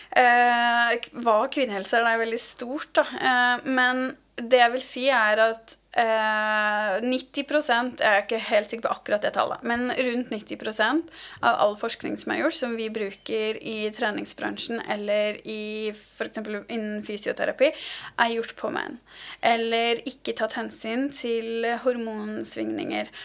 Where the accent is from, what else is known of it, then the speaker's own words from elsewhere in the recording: Asker, Akershus, Norway; jeg er jo fra Asker